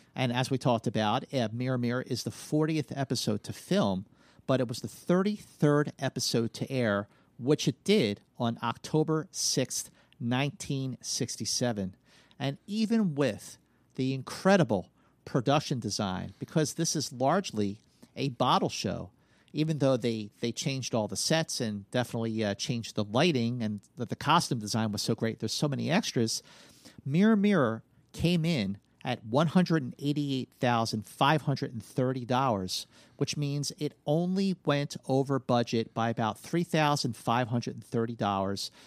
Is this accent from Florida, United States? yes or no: no; Philadelphia, Pennsylvania, United States; growing up in Philadelphia